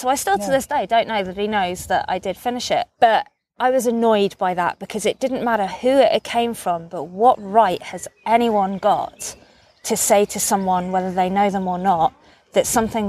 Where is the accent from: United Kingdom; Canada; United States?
United Kingdom; I grew up on the Offa's Dyke Path